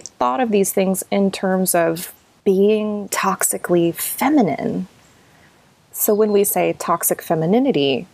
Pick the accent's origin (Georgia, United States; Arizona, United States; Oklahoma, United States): Oklahoma, United States; Southern; growing up in Southern Oklahoma, in Southern Baptist churches